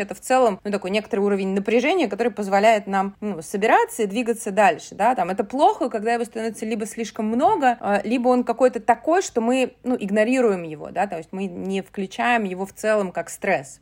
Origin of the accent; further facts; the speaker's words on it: Saint Petersburg, Russia; я из Санкт-Петербурга, да, историю нашего города, Ленинград